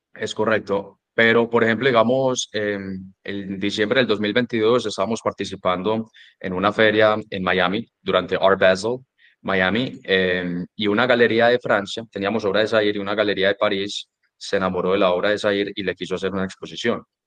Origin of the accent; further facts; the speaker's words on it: Medellín, Antioquia, Colombia; moved away as an adult; also born or lived in Dallas, Texas, United States; yo me gradué del colegio aquí en Medellín, yo pues nací en Medellín